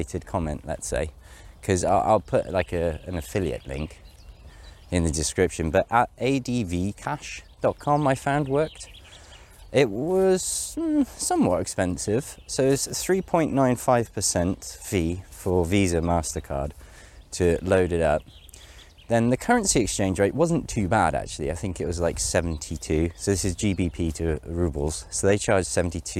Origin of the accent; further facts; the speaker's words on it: United Kingdom; now in Saint Petersburg, Russia; I'm British after all.